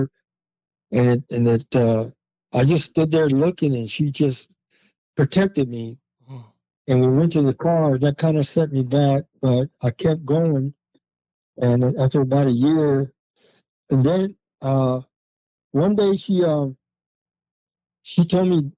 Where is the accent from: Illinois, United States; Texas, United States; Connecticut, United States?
Texas, United States; moved away as an adult; now in Duluth, United States; I'm from Texas, but I met her in Texas